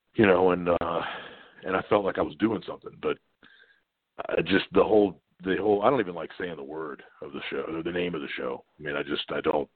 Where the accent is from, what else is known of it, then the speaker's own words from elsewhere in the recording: Virginia Beach, Virginia, United States; being in Norfolk, Virginia Beach, I was in Virginia Beach, Virginia